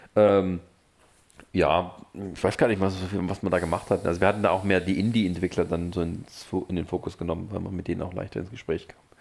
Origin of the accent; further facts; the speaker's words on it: near Stuttgart, Baden-Württemberg, Germany; now in Leipzig, Germany; ich komme aus der Nähe von Stuttgart, meine ja. Familie wohnt